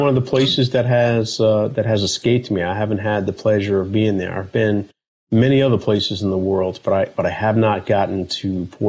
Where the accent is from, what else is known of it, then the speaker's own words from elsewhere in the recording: Boston, Massachusetts, United States; moved away as an adult; So I grew up in Dorchester, just on the other side of Dorchester where the brothers from … were living.